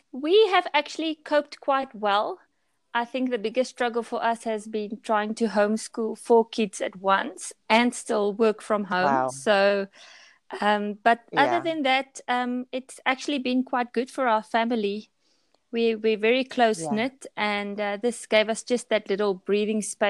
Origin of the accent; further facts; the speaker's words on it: South Africa; also born or lived in Pretoria; I'm from South Africa, and I live in Pretoria, which is a city, a quite large city in South Africa.